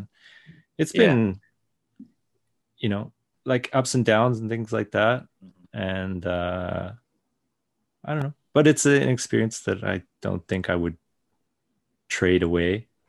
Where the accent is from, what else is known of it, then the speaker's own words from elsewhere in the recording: Japan; also born or lived in Canada; I was born in Canada, but as soon as they could, like the whole family moved to Japan for like a couple years, I think.